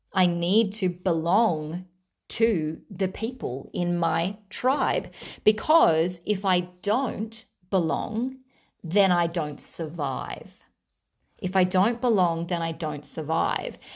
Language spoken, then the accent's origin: English; Australia; I'm Australian, Australian